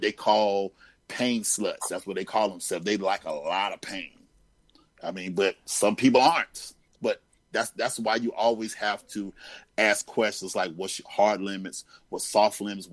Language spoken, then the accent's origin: English; Greensboro, North Carolina, United States; I grew up in Greensboro, North Carolina.